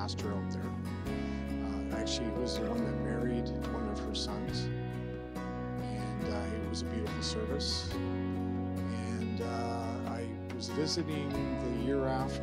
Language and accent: English; Surrey, British Columbia, Canada; also born or lived in Edmonton, Alberta / Penticton; I was born in Alberta, Edmonton, Alberta. Moved out here when I was 5. And I've actually lived out here in Surrey pretty much most of my life.